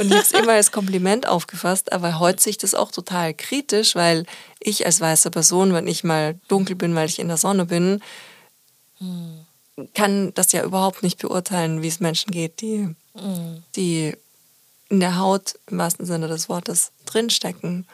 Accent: Austria; now in Germany; als Österreicherin

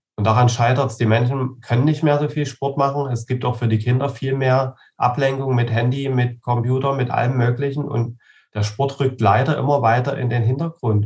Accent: Saxony, Germany; bei uns in Sachsen

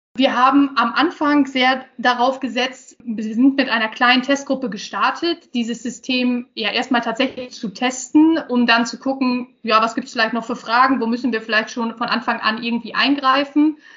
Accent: Osnabrück, Lower Saxony, Germany; bin hier auch in der Region aufgewachsen, also ein, ein Gewächs hier

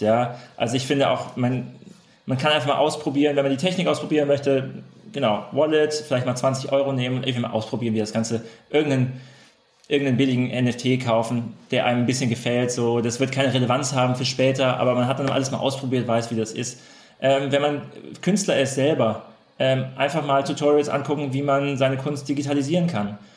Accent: Freiburg, Baden-Württemberg, Germany; Wir sind ja beide aus der Freiburger Region

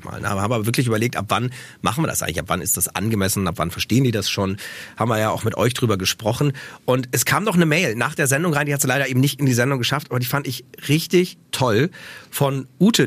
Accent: Osnabrück, Lower Saxony, Germany; Ich bin ja in Osnabrück aufgewachsen

